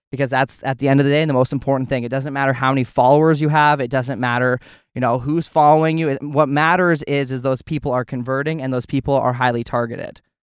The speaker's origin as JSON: {"language": "English", "region": "Alberta", "country": "Canada", "tie": "born or raised there", "said": "I grew up on a ranch in Alberta, Canada"}